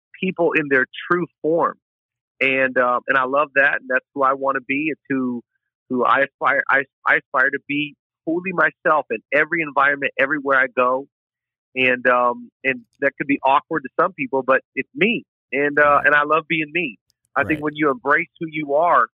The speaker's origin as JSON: {"language": "English", "region": "Washington", "country": "United States", "tie": "born or raised there", "moved": "yes", "lives_now": "California, United States", "said": "I really loved growing up in Washington"}